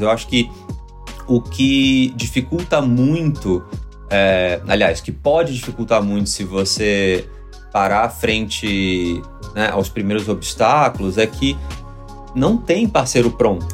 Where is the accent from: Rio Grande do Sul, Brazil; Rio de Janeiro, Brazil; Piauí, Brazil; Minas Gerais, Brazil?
Rio de Janeiro, Brazil; moved away as an adult; now in São Paulo, Brazil; eu sou do Rio